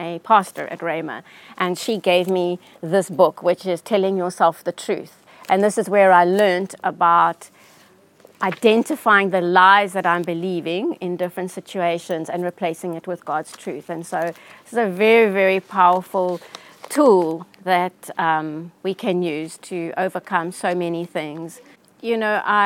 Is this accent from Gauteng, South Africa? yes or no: yes; Johannesburg, Gauteng, South Africa; I grew up in Johannesburg.